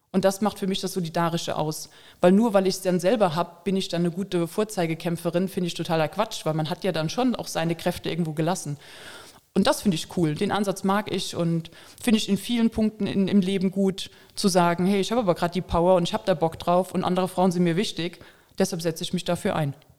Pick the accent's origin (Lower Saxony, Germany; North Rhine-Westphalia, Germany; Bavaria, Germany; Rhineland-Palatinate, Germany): Rhineland-Palatinate, Germany; Koblenz; Ich komme aus Koblenz